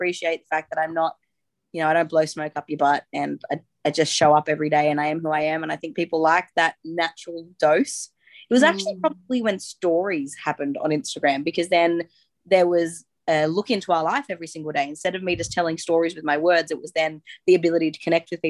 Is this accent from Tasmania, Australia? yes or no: no; Sydney, New South Wales, Australia; moved away as an adult; also born or lived in Western Australia; now in Queensland, Australia; We're actually from Sydney. My husband and I actually grew up like 3 streets away from each other